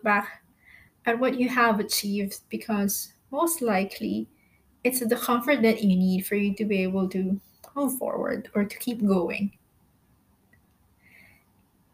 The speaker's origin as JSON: {"language": "English", "country": "Philippines", "moved": "as an adult", "lives_now": "Malaysia", "said": "I am a Filipino, by the way, currently staying in Malaysia. I've been here for about 3 years now"}